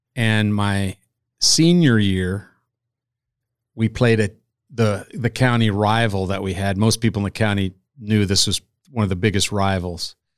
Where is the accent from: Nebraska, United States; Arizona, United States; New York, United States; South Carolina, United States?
Nebraska, United States; about an hour north of Kearney, central; now in Omaha, United States; I am from central Nebraska